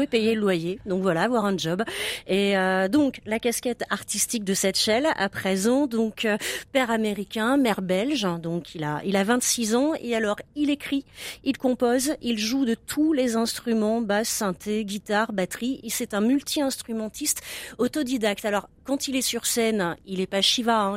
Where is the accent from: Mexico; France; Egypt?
France; now in Brussels, Belgium; je suis française